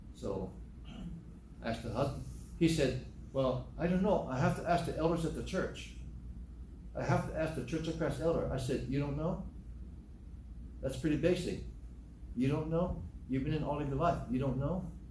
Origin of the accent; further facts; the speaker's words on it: Hawaii, United States; I'm from the South, South Hawaii.